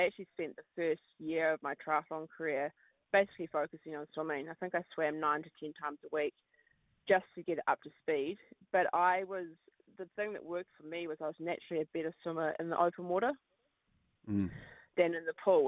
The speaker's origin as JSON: {"language": "English", "region": "Wellington", "country": "New Zealand", "tie": "born or raised there", "said": "I heard the World Mountain Running Champs were in my hometown"}